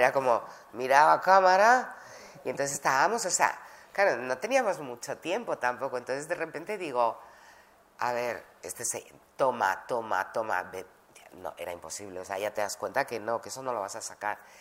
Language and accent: Spanish; Madrid, Community of Madrid, Spain; moved away as an adult; also born or lived in Granada / London / New York; Cuando éramos pequeños salimos de Granada, llegamos a Madrid